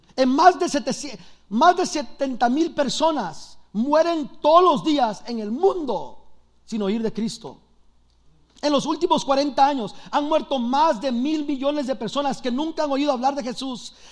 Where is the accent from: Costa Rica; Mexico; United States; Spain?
United States; Los Angeles, California; also born or lived in El Salvador; Soy de Los Ángeles